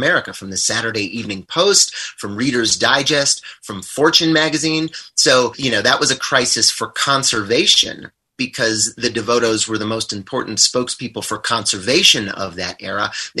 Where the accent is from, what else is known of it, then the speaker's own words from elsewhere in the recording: Missoula, Montana, United States; my hometown, Missoula, Montana